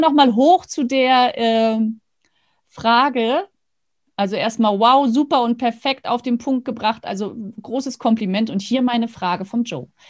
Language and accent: German; Rostock, Mecklenburg-Vorpommern, Germany; moved away; bin ja in Rostock geboren, habe dort geheiratet und studiert